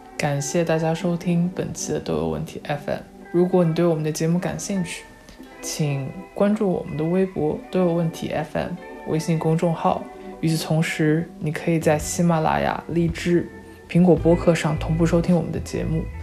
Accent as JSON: {"language": "Chinese", "country": "China", "moved": "as an adult", "said": "因为我是中国人"}